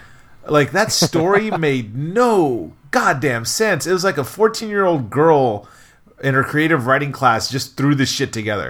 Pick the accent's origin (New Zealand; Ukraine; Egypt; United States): United States; Torrance, California; also born or lived in Long Beach, United States; I grew up in Long Beach where they in Torrance where they have a lot of there's a Wahoo Fish Taco